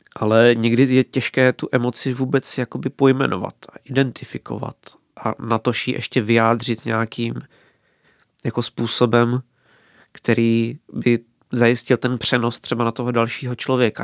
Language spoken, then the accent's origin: Czech; Hrušovany u Brna, South Moravian Region, Czechia; u nás v Hrušovanech v Sokolovně